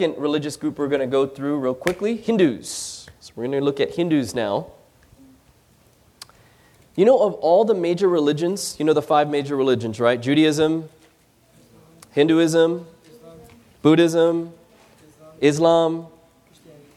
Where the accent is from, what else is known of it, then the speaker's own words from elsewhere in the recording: Philippines; we don't speak Chinese. We're Filipino.